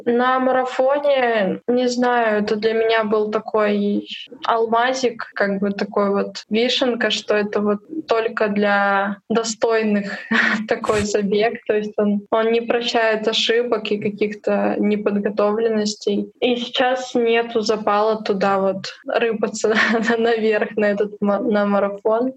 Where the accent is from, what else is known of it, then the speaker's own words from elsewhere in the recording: Urals, Russia; now in Moscow, Russia; я с Урала